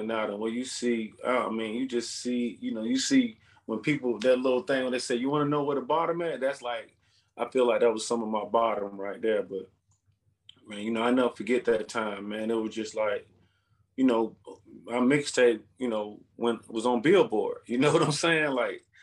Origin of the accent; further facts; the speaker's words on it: Atlanta, Georgia, United States; we're from Atlanta.